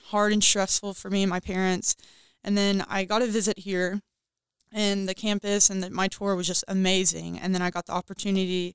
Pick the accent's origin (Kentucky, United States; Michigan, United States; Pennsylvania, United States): Kentucky, United States; Bowling Green; I'm from Bowling Green, Kentucky